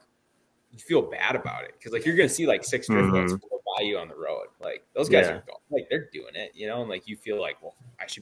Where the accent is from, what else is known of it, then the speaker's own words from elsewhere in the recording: Minnesota, United States; now in Montana, United States; growing up in Minnesota